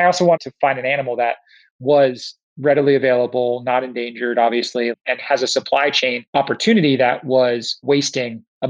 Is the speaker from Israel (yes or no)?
no; Tokyo, Japan; also born or lived in Singapore; My first place I went was in Michigan, which was a very odd place for me to end up from growing up in Tokyo and Singapore.